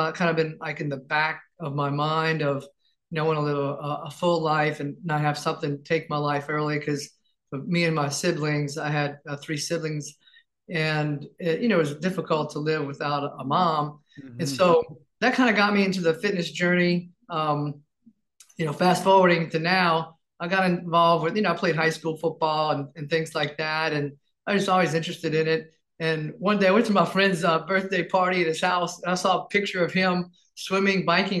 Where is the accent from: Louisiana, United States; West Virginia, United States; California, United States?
Louisiana, United States; New Orleans; I'm born and raised in New Orleans